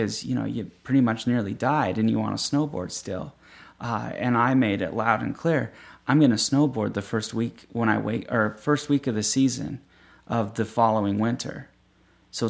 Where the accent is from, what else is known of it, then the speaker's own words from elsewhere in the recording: Layton, Utah, United States; I'm just from Layton